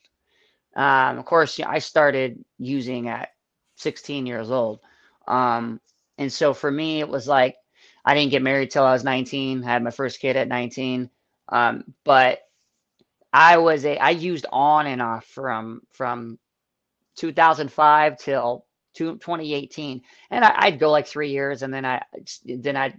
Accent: Phoenix, Arizona, United States; moved away as an adult; now in Buffalo, United States; I'm from Phoenix, Arizona, where it's 120 degrees

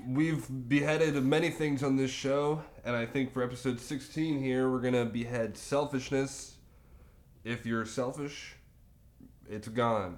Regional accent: Charlotte, North Carolina, United States; was born and raised in the Charlotte area

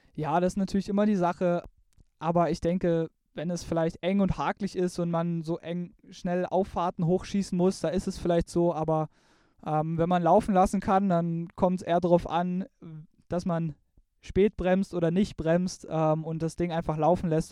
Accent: eastern Germany, Germany; bei uns im Osten

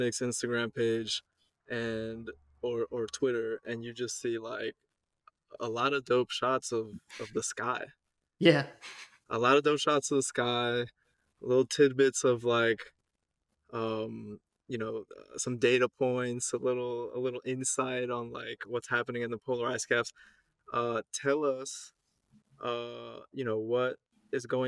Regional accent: Eastern Panhandle, West Virginia, United States; also born or lived in Long Island, New York; now in New York, United States; I grew up in West Virginia on the Eastern Panhandle. But also a little bit, I grew up in Long Island, New York

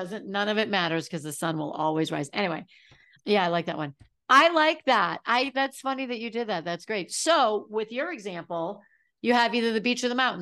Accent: New England, United States; I'm from New England.

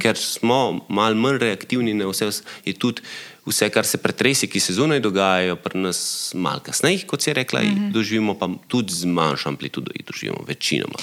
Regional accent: Slovenia

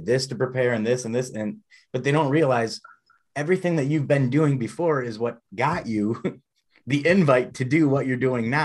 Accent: Ohio, United States; We're from Ohio

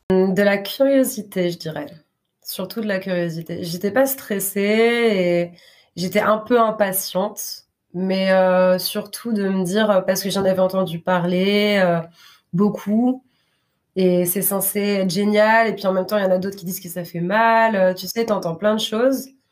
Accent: Grenoble, Auvergne-Rhône-Alpes, France; now in Basque Country, France; je suis née en France, à Grenoble.

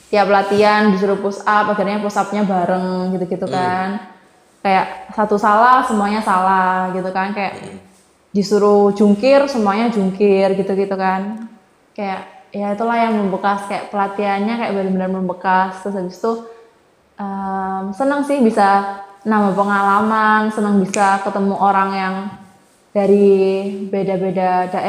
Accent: East Java, Indonesia; walaupun kita Jawa Timur kan bahasa

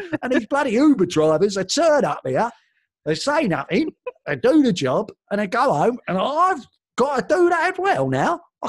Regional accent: London, United Kingdom; I was reading The Guardian because I'm from London. I'm from South London.

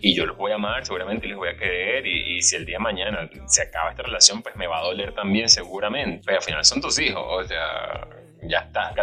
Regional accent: Aragua, Venezuela; moved away; como buen latinoamericano, venezolano, de Aragua

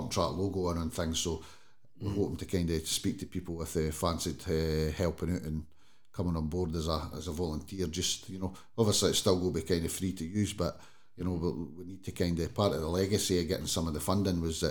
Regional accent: Kennoway, Scotland, United Kingdom; I come from Kennoway anyway. So I used to stay up Langside Drive for 20 odd years. So obviously I knew that you know, I was down playing on that BMX track when I was wee

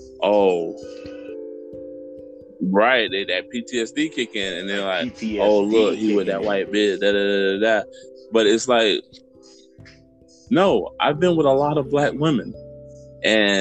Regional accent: Tampa, Florida, United States; I grew up in West Tampa

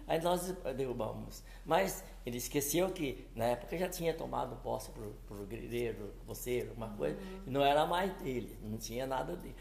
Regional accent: Pereira Barreto, São Paulo, Brazil; moved away as an adult; Porque eu nasci em São Paulo, uhum. em, no município de Pereira Barreto, em 12 de junho

